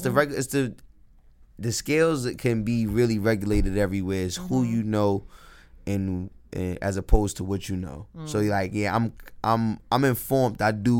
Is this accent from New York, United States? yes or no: yes; New York City, New York, United States; I'm going to walk you down the block, and this is a long New York City block. I'm from New York City